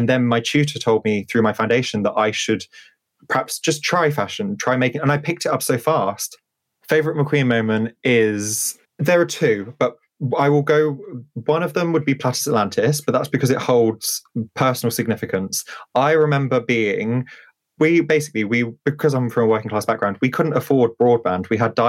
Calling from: South West England, United Kingdom; I am currently in Wiltshire at the moment. I was in London yesterday. I have split my life between multiple different places.

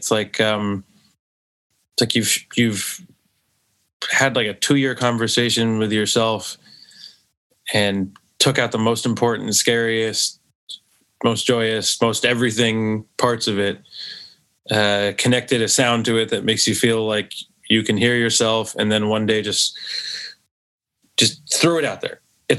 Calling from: New York, United States; I'm calling from New York.

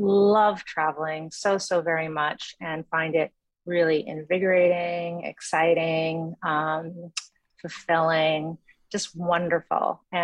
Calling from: New York City, New York, United States; I am calling in from New York City and from my home office, having just arrived back from a lovely trip in Paris.

